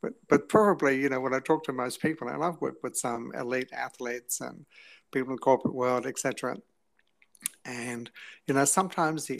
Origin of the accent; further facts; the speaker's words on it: England, United Kingdom; moved away as an adult; also born or lived in New Zealand; now in Australia; we left when I was 7 years of age to go to England. So I was in England from 7 to 20